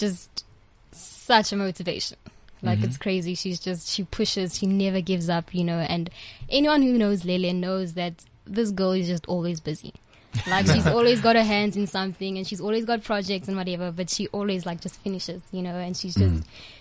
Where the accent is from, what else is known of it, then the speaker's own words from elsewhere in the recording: Alberton, Gauteng, South Africa; I'm from Alberton, a very small town in Joburg.